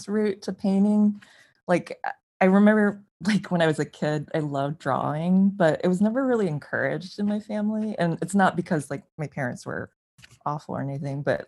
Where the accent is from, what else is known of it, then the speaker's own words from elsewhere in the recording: Champaign, Illinois, United States; I enrolled in the art school at my my hometown college, which is University of Illinois in Champaign-Urbana.